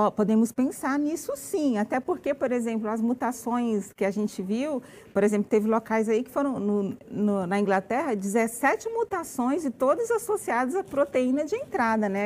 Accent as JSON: {"language": "Portuguese", "country": "Brazil", "said": "nosso comportamento como brasileiro"}